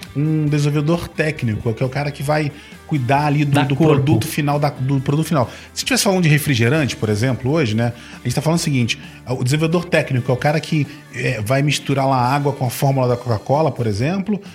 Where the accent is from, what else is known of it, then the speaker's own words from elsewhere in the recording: Rio de Janeiro, Brazil; accent: carioca; Eu nasci no Rio